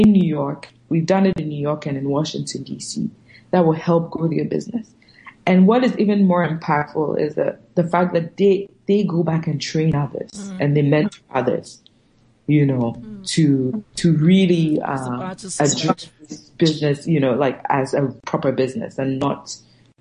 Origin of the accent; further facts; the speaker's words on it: Ghana; I'm Ghanaian and I was born and raised in Ghana